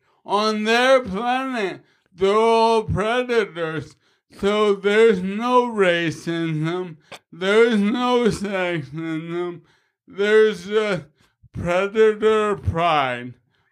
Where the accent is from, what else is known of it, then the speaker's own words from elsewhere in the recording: Queens, New York, United States; Yo, I'm from Queens. I'm a bad motherfucker from Queens.